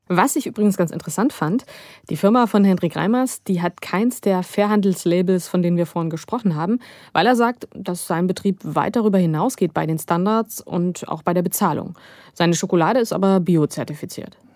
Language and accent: German; Germany